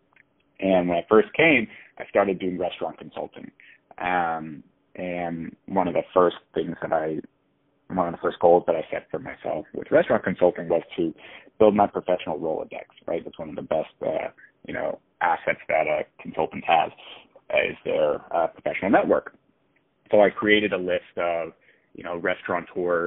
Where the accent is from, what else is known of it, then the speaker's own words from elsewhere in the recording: Miami, Florida, United States; I love growing up in Miami